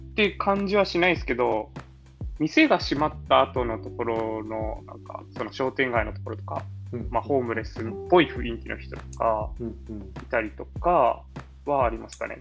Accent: Kyushu, Japan; now in Nakano, Japan; 九州生まれなのもあって

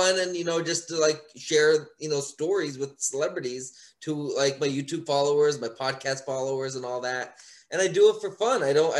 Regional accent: Pennsylvania, United States; moved away; I live in, I'm from Pennsylvania

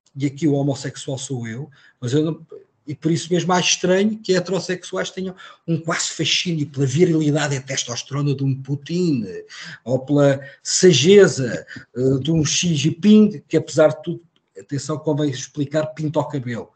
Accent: Portugal; Eu não sou americano, sou português.

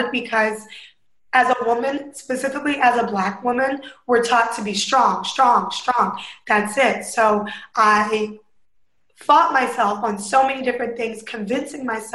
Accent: Northern Virginia, United States; moved away as an adult; now in Hawaii, United States; I grew up in Northern Virginia, went to school in Southern Virginia

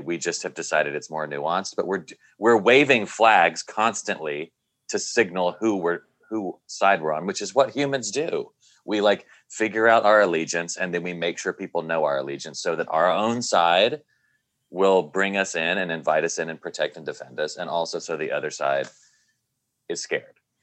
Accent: Nashville, Tennessee, United States; growing up in Nashville, Tennessee, evangelical Christian and being gay

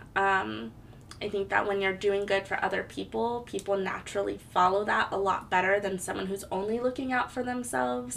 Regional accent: Hawaii, United States; moved away as an adult; now in Portland, United States; I was born and raised in Hawaii. I moved to Portland, Oregon in 2010.

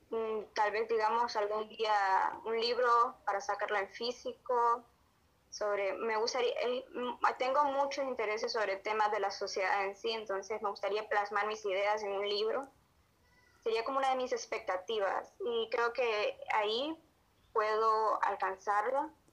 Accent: Honduras; Soy de Honduras un país de Centroamérica

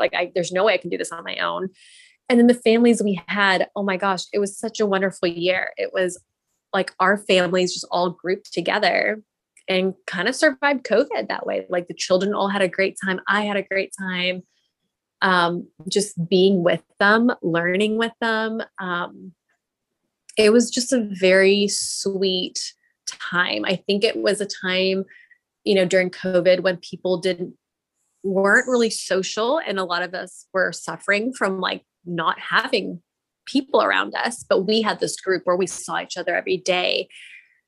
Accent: Texas, United States; I'm Indian, but I was born and raised in Texas

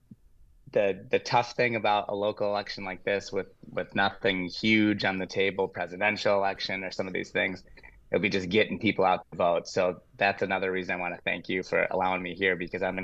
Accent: Glen Ellyn, Illinois, United States; also born or lived in Schaumburg, Illinois; now in West Dundee, United States; I'm from Glen Ellen, which is not very far away

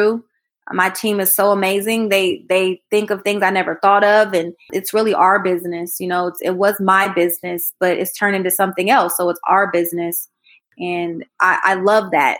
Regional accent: Columbus, Ohio, United States; born or raised there; moved away as an adult; also born or lived in Atlanta, Georgia

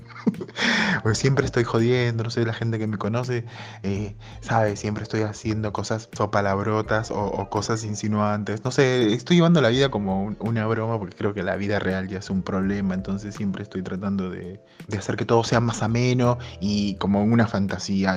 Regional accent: Peru; moved away as an adult; en mi infancia me la crié en Perú hasta los 21, 22 años

